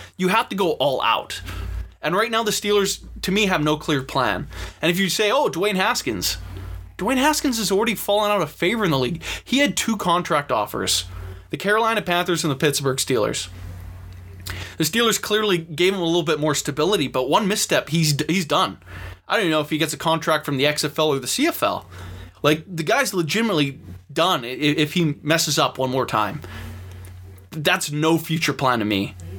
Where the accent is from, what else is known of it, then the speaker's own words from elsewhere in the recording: Vancouver, British Columbia, Canada; I'm obviously from Vancouver, Canada. And being in this parts, obviously follow the Canucks